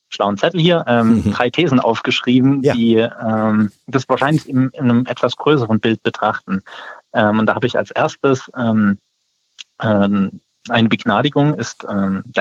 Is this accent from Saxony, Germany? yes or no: yes; Saxony, Germany; das war letztes Jahr in Sachsen so, das habe ich mitbekommen, wo ich herkomme